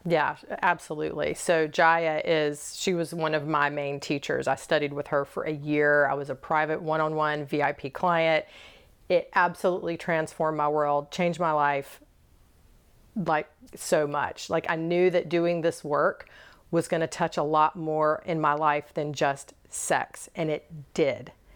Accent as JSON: {"language": "English", "region": "the South", "country": "United States", "tie": "born or raised there", "said": "I was born and raised in the South"}